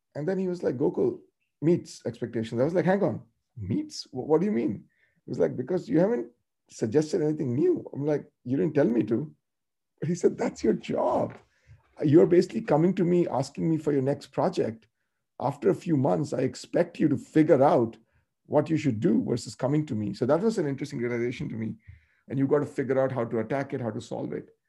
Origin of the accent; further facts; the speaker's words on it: North India, India; I grew up in North India.